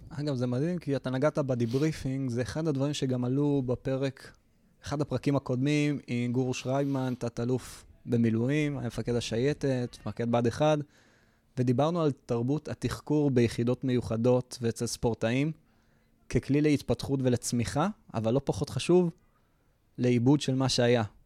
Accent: Israel; אנחנו ישראלים

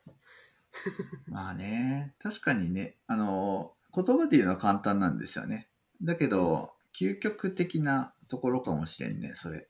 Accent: Toyama, Japan; 私富山県ですけど

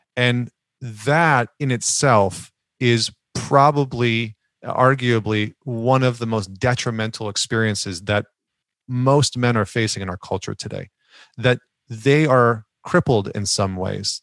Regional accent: Northern Alberta, Canada; I grew up in Northern Alberta, which is like the Texas of Canada

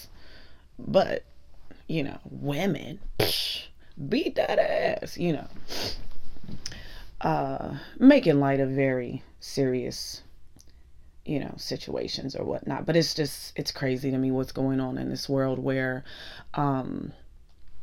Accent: Pittsburgh, Pennsylvania, United States; accent: Pittsburgh; moved away; Ever since I went home for Thanksgiving and got my Pittsburgh swag on, I can't get rid of my accent.

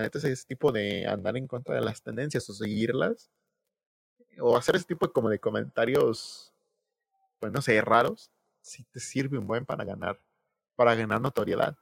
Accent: Mexico

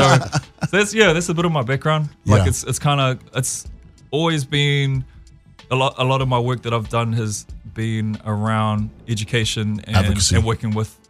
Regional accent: Porirua, Wellington, New Zealand; I grew up in Porirua, New Zealand.

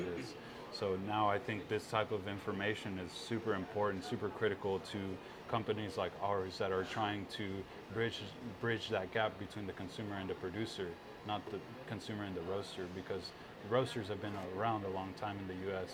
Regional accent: Texas, United States; my parents both are from Guatemala. I was born here in Texas

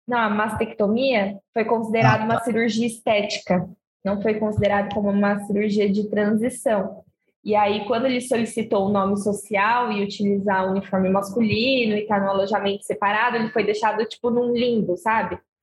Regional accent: Osasco, São Paulo, Brazil; moved away; eu morava lá no meu país, né, Osasco, eu era uma jovem criança

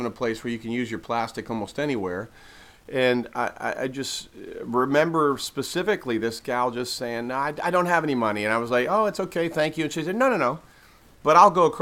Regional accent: East Coast, United States; I am actually from the East Coast

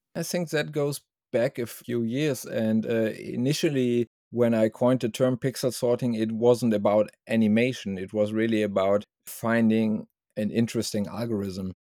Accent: Germany; from Germany

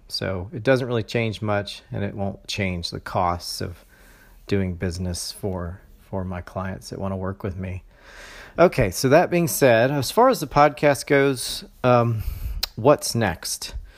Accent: Valdosta, Georgia, United States; also born or lived in Ohio; now in Jacksonville, United States; I was raised in a small town in Georgia called Valdosta.

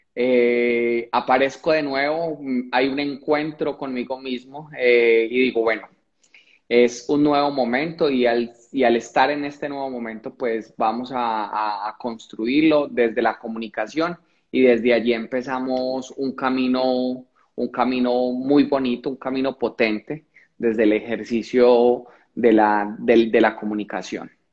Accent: Colombia; cuando llego a la capital de Colombia, Bogotá

